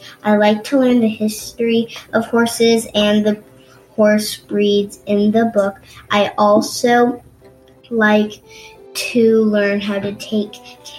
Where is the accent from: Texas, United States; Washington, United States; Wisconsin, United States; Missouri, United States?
Missouri, United States; I am 8 and a half years old. I am from Missouri